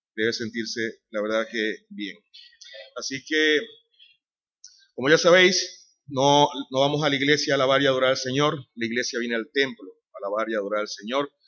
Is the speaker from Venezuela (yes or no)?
yes; Venezuela; moved away as an adult; also born or lived in Madrid, Spain; now in Sanlúcar de Barrameda, Spain; soy de Venezuela. Tenemos ya cerca de 17 años en España